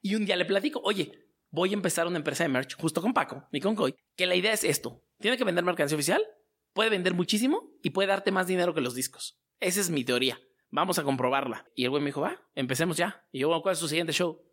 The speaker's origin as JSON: {"language": "Spanish", "region": "Mexico City", "country": "Mexico", "said": "Yo soy de Azcapotzalco, pegadito chagaray"}